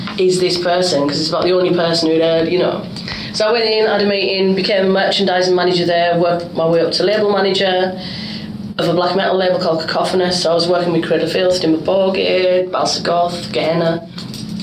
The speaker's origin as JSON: {"language": "English", "town": "Workington", "region": "North West England", "country": "United Kingdom", "said": "I'm from Workington in Cumbria."}